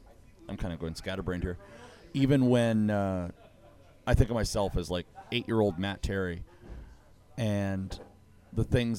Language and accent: English; Ottawa, Ontario, Canada; I'm originally from Ottawa, Ontario